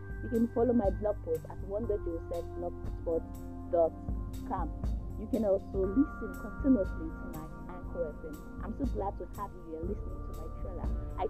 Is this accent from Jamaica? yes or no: no; Nigeria; I am a Nigerian. Yes, I am Nigerian.